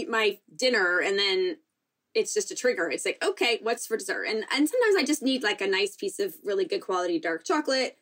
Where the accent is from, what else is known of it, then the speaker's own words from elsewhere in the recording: San Diego, California, United States; I grew up here in San Diego, or just outside of San Diego, a little bit north